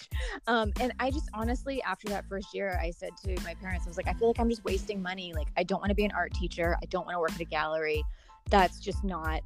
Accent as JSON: {"language": "English", "town": "Chapel Hill", "region": "North Carolina", "country": "United States", "tie": "born or raised there", "also_born_or_lived": "New York", "moved": "as an adult", "lives_now": "Los Angeles, United States", "said": "I am originally from North Carolina, from Chapel Hill"}